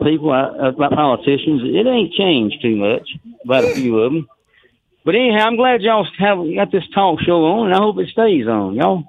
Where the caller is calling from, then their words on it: Duncanville, Texas, United States; And everybody knows … from Duncanville.